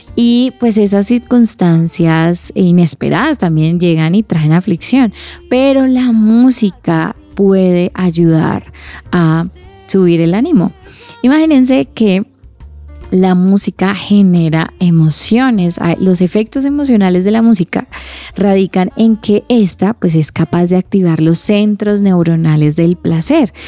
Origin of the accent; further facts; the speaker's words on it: Cali, Valle del Cauca, Colombia; Soy de Cali